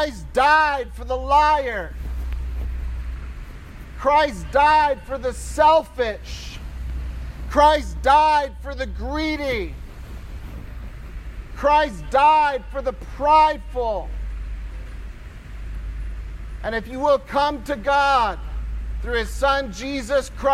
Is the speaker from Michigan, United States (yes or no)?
yes; Michigan, United States; I'm from Michigan